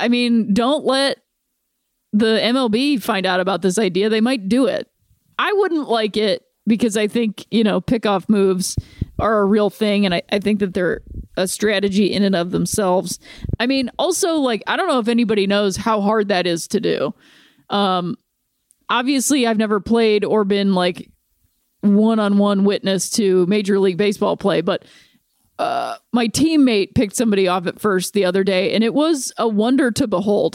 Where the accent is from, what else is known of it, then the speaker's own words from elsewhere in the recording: Akron, Ohio, United States; moved away; my hometown and her hometown of Akron, Ohio